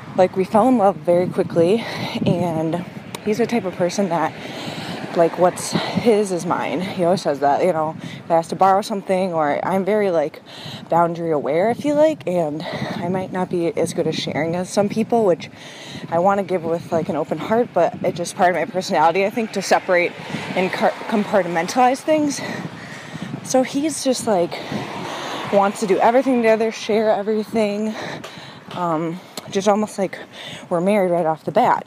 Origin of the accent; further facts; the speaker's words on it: Minneapolis, Minnesota, United States; I'm twenty-five, and I'm from Minneapolis. I live in Minneapolis